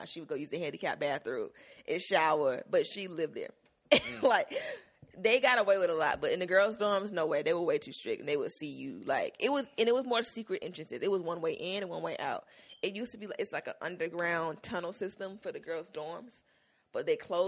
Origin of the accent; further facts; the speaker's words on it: Miami, Florida, United States; I'm from Miami.